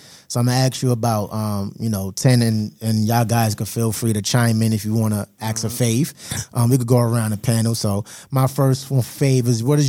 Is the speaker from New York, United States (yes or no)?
yes; New York, United States; moved away; I'm from Brooklyn, New York.